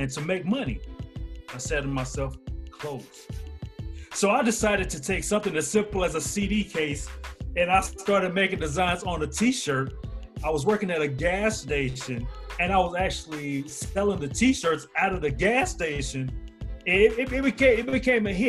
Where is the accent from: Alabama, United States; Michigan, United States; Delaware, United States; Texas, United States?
Alabama, United States; Huntsville; now in Greenville, United States; I'm from Huntsville, Alabama